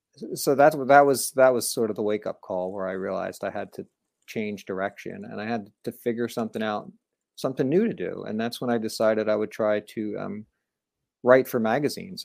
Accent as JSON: {"language": "English", "region": "New Jersey", "country": "United States", "tie": "born or raised there", "also_born_or_lived": "Orlando, Florida", "moved": "as an adult", "said": "I grew up in New Jersey, pretty close to New York City"}